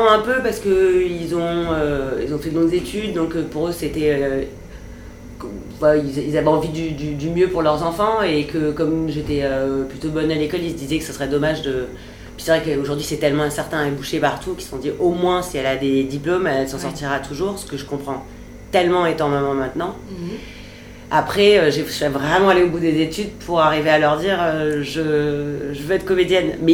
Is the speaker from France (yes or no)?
yes; France; Je suis française, finalement il y, a une cohérence.